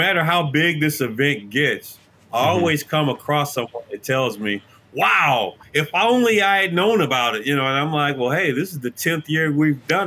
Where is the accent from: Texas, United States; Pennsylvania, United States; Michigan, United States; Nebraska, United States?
Michigan, United States; Detroit; us Detroiters